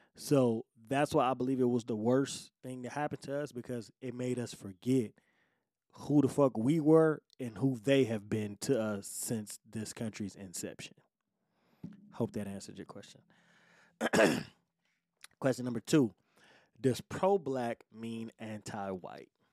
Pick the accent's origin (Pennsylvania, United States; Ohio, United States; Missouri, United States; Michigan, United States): Michigan, United States; Detroit; I'm born and raised in Detroit, right? Detroit, Michigan, you know, United States